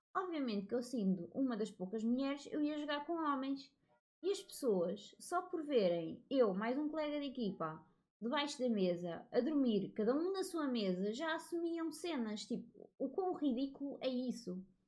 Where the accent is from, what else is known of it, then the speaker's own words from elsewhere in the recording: Portugal; Eu nasci em Portugal